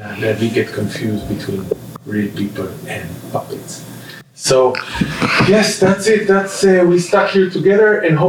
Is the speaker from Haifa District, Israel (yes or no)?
yes; Hadera, Haifa District, Israel; moved away; I come all the way from Hedera.